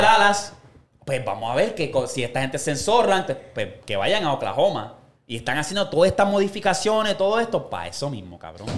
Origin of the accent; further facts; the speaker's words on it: Puerto Rico; nosotros como boricos